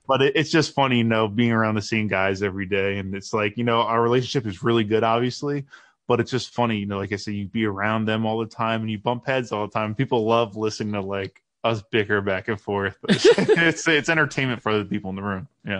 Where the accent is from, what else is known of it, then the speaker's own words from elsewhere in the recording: New Jersey, United States; moved away as an adult; now in Baltimore, United States; we're from New Jersey